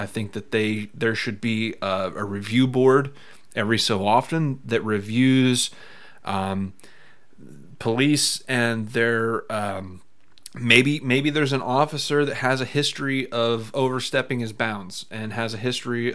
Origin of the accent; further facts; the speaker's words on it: United States; As an American